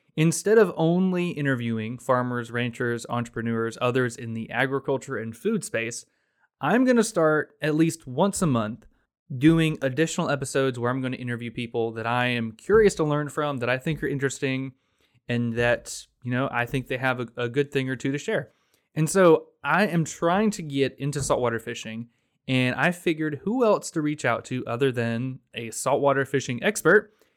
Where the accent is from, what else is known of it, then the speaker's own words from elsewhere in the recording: Florida, United States; a native Floridian